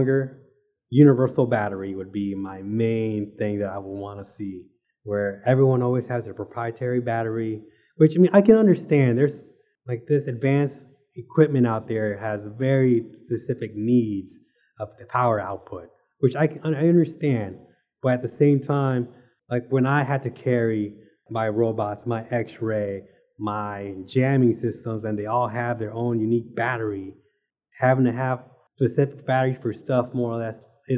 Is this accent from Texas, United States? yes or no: yes; Arlington, Texas, United States; moved away as an adult; I'm originally from Arlington, Texas